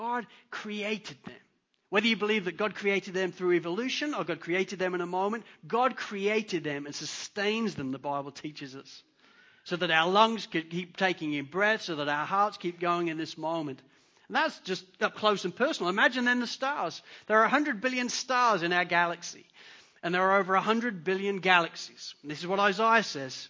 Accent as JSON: {"language": "English", "region": "England", "country": "United Kingdom", "accent": "English", "moved": "yes", "said": "I'm English. You could tell by my accent. In England"}